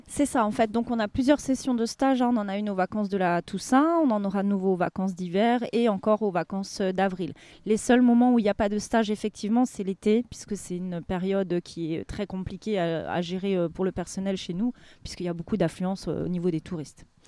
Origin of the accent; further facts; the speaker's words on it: Alsace, Grand Est, France; moved away as an adult; now in Layrac, France; on est originaire d'Alsace